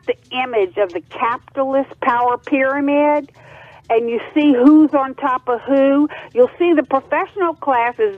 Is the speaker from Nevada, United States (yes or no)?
no; Acadiana, Louisiana, United States; moved away as an adult; now in North Carolina, United States; I'm from Louisiana. I'm from Acadiana. I live there most of my life